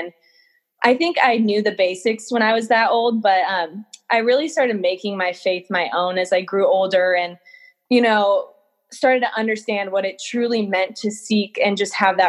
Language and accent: English; Simi Valley, California, United States; I grew up in Simi Valley, California.